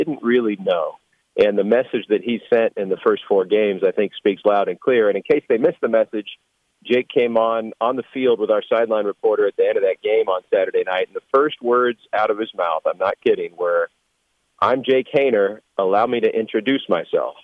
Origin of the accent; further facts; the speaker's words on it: San Joaquin Valley, California, United States; I grew up here in the San Joaquin Valley